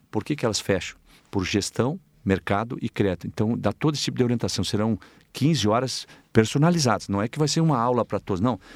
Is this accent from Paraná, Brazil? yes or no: no; Tapejara, Rio Grande do Sul, Brazil; eu sou do interior de Itapejara, uma comunidade chamada São Brás. Então eu fazia 6 quilômetros para ir até na cidade